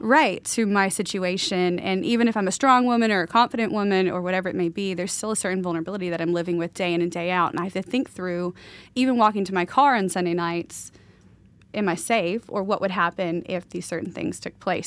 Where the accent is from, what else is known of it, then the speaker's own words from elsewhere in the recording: the South, United States; now in Pacific Northwest, United States; all these people I knew growing up in the South